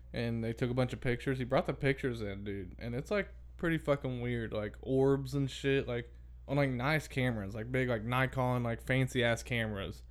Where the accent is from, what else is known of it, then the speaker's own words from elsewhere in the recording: Brownstown, Indiana, United States; also born or lived in Crothersville, Indiana; We moved from Crothersville to out in the country in Crothersville. We moved into my aunt and uncle's house that they built. So it wasn't real old. And then when we moved from there to Brownstown